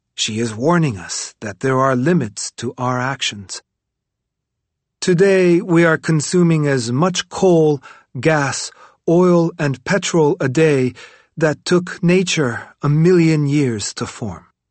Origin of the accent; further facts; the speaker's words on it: Tibet, China; now in Dharamsala, India; Tibetan refugees who I meet in my exile in Dharamsala makes me fear that my home country is rather the opposite of a paradise